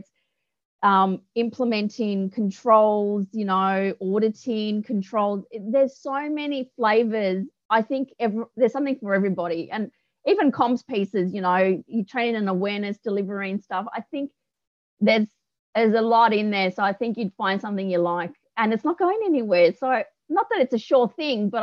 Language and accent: English; Melbourne, Victoria, Australia; moved away as an adult; also born or lived in Cooma / Canberra; Melbourne girl through and through